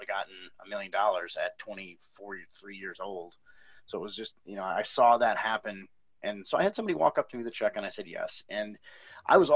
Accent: Milwaukee, Wisconsin, United States; moved away as an adult; now in Austin, United States; so I'm, I'm from Milwaukee.

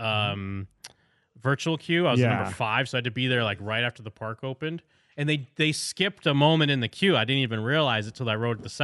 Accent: Las Vegas, Nevada, United States; where are you from? And I'm like, Vegas

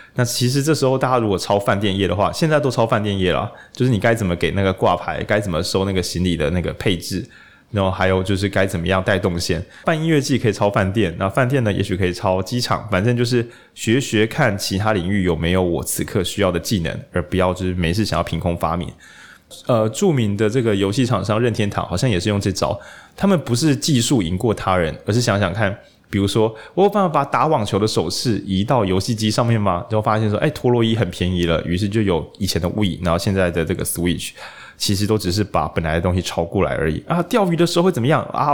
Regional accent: Lukang, Changhua County, Taiwan; moved away; 我是彰化人，鹿港这样

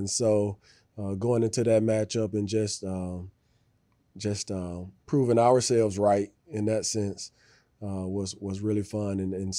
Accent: Birmingham, Alabama, United States; I'm from Birmingham, Alabama, you know. As soon as you're born, they put a football in your hand

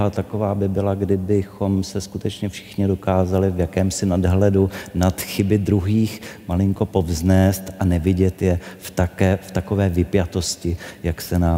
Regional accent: Czechia; tak všichni najednou stojíme svorně tady na Václavském náměstí a všichni skáčeme, protože jsme Češi a kdo neskáče, tak není Čech.

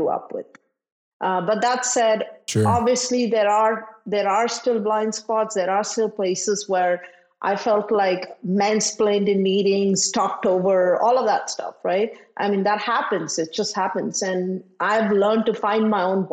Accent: India; moved away; I grew up in India where, as a woman, there were certain things I didn't do and I couldn't

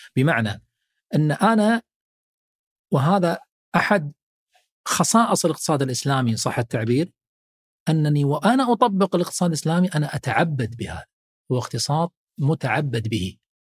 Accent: Kuwait; عندنا في الكويت

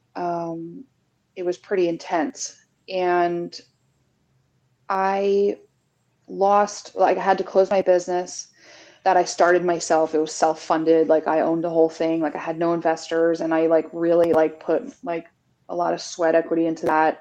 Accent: New Jersey, United States; also born or lived in New York City; I'm from New Jersey. I've worked in New York City for most of my adult life.

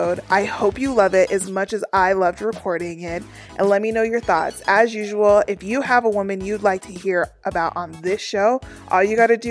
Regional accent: Colorado, United States; I'm from Colorado. I live in Colorado. It's my own backyard.

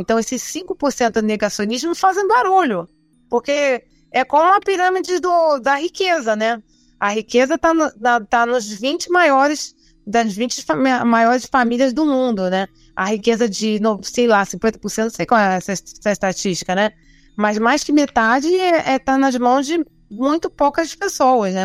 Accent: Rio de Janeiro, Brazil; moved away; nasci no Rio de Janeiro, vivi lá a maior parte da minha vida

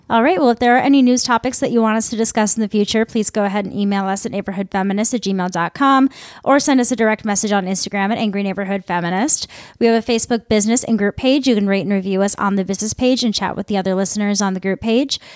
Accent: Midwest, United States; I'm from the Midwest.

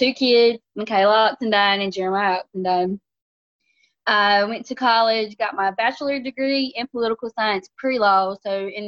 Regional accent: North Carolina, United States; We are from North Carolina

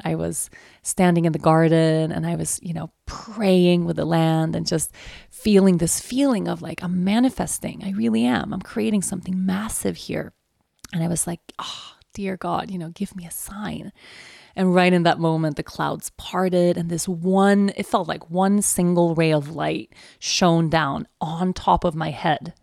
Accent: Sweden; moved away; also born or lived in Aruba; my home country

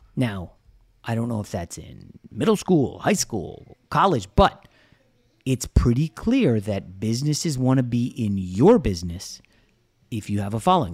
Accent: United States; I'm American

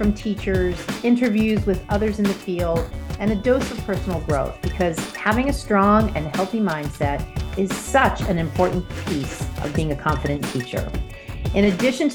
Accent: New York City, New York, United States; also born or lived in New Jersey; being born in the Bronx and growing up in New York City and New Jersey

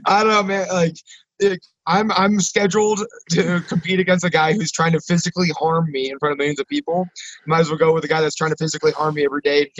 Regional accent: Nebraska, United States; growing up in Nebraska

